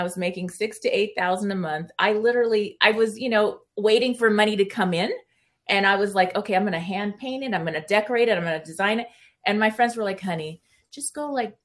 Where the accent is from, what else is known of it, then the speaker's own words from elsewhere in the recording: California, United States; first language Spanish; English is a second language; I grew up in California, and Hollywood was like my backyard.